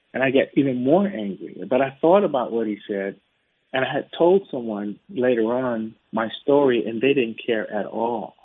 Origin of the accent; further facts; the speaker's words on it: United States; I'm an American. I've been in the states